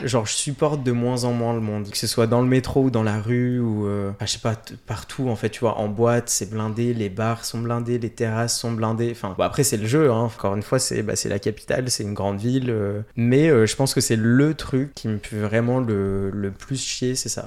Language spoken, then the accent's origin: French; Grenoble, Auvergne-Rhône-Alpes, France; moved away as an adult; now in Paris, France; je suis de Grenoble